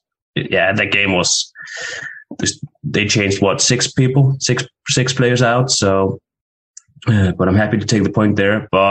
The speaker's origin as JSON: {"language": "English", "country": "Iceland", "moved": "as an adult", "lives_now": "Denmark", "said": "As you said, I'm from Iceland, but I'm currently living in Denmark, where I'm studying sport management."}